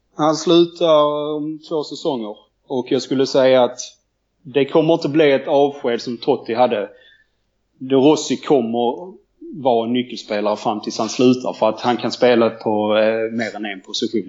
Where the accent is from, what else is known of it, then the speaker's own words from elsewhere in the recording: Landskrona, Skåne, Sweden; där jag kommer från, Landskrona.